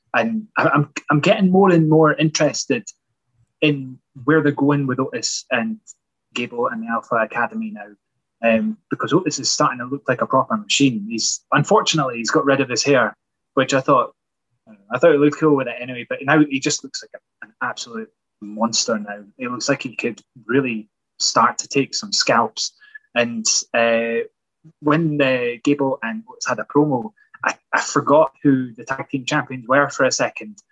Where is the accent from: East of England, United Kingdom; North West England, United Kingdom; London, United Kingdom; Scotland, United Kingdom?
Scotland, United Kingdom; Edinburgh; I don't come from Glasgow. Uh, I come from Edinburgh